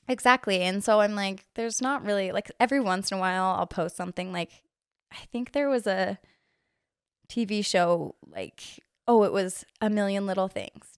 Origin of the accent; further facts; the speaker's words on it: Orem, Utah, United States; I am from here, from Orem. Grew up I literally never moved out of the neighborhood that I lived